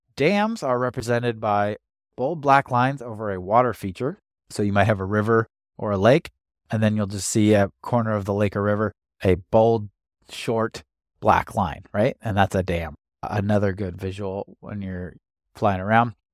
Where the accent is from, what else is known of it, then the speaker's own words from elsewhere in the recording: United States; also born or lived in Washington / California; I grew up in Washington and California